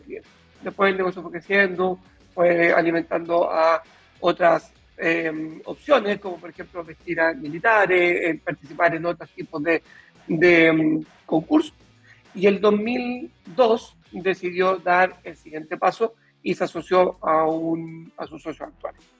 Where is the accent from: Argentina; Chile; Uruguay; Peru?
Chile